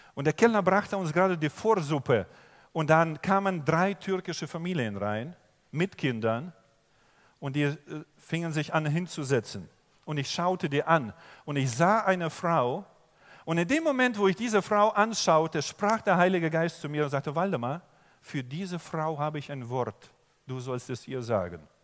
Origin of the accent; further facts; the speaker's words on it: Germany; also born or lived in Oberbergisches Land, North Rhine-Westphalia; ich komme aus Deutschland und ich bin Pastor